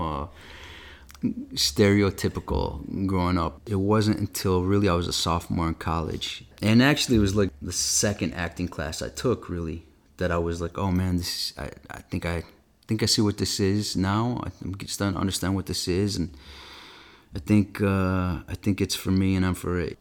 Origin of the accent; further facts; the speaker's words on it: Flint, Michigan, United States; I was kinda growing up there in the eighties